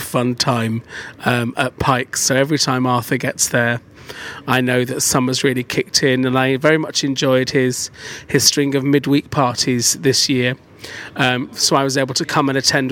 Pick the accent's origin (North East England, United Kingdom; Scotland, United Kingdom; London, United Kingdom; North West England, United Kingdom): North West England, United Kingdom; Manchester; I'm originally from Manchester